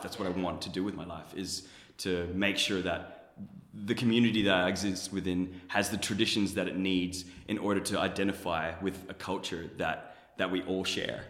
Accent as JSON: {"language": "English", "country": "Germany", "tie": "born or raised there", "moved": "yes", "lives_now": "Australia", "said": "I was born in Germany. My mom's a Pakistani Canadian. My dad's a German Colombian. I I live in Australia"}